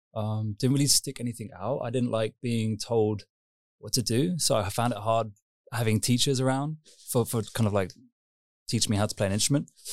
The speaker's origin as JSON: {"language": "English", "region": "London", "country": "United Kingdom", "tie": "born or raised there", "also_born_or_lived": "Kingston upon Thames / Esher, Surrey / Berlin", "moved": "yes", "said": "grew up in London, just ki-, kind of Greater London. So I was born in Kingston upon Thames"}